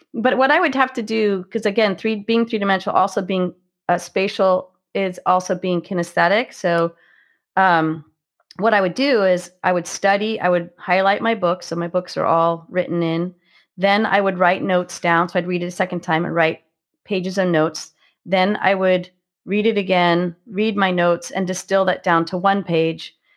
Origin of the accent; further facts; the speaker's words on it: Marin Headlands, California, United States; also born or lived in San Francisco, California; I grew up, um, along the coastal marine headlands in California, so just on the north side of the Golden Gate Bridge